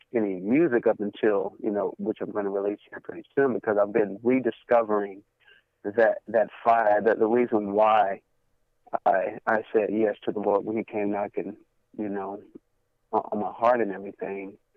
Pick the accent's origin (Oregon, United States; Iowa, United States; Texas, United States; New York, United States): Texas, United States; Cleveland; also born or lived in Fort Worth, Texas; now in Bedford, United States; born and raised in Cleveland, Texas, uh, moved to Fort Worth